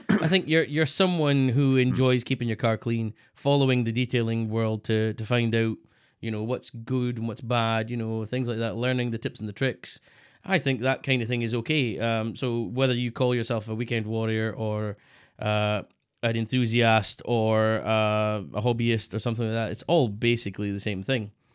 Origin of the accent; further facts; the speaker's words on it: Scotland, United Kingdom; Scottish people